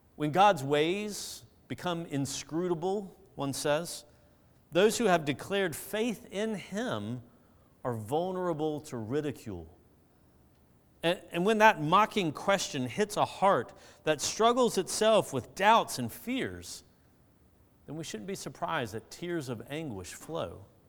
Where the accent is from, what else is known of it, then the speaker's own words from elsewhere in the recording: Augusta, Georgia, United States; where I grew up in Augusta